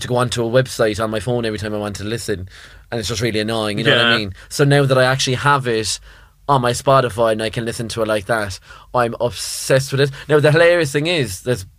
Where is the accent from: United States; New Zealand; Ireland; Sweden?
Ireland; now in London, United Kingdom; we're Irish